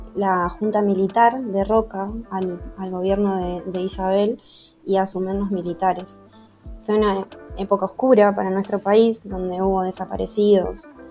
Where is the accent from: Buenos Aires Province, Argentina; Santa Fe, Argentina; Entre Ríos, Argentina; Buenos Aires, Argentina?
Entre Ríos, Argentina; soy de Argentina, eh, provincia de Entre Ríos